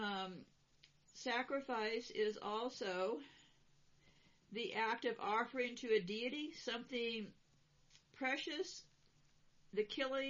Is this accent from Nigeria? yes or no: no; California, United States; I'm from California, and I lived through a few earthquakes there.